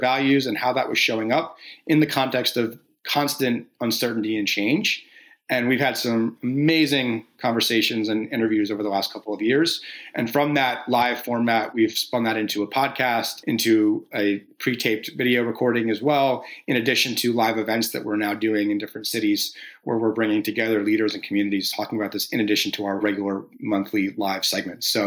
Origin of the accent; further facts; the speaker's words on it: New Jersey, United States; moved away; I'm from New Jersey originally, so the Jersey Shore.